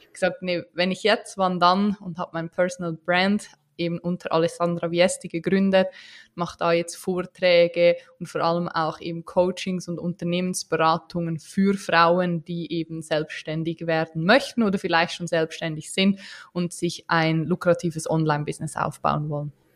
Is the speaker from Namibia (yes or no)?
no; Switzerland; wie man unschwer hören kann, äh, bin ich keine Deutsche, auch keine Österreicherin, sondern eine Schweizerin